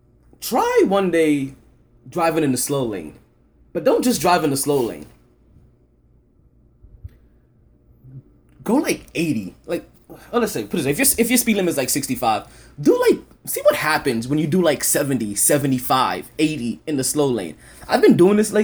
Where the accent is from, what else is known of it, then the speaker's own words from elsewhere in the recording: New York City, New York, United States; moved away as an adult; now in South Florida, United States; my hometown of Brooklyn or New York